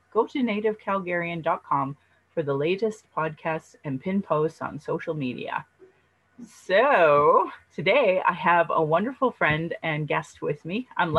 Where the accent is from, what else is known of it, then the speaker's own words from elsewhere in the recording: Sylvan Lake, Alberta, Canada; now in Calgary, Canada; growing up in Sylvan Lake in the 90s